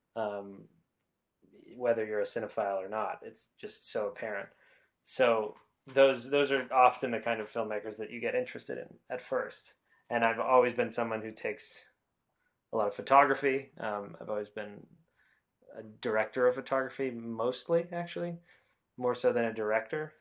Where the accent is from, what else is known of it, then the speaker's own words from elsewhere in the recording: New Hampshire, United States; moved away as an adult; now in Los Angeles, United States; I'm from the United States, uh, specifically New Hampshire, uh, which is part of the Northeast region of the country. Um, I grew up in a small town, a small suburb of Boston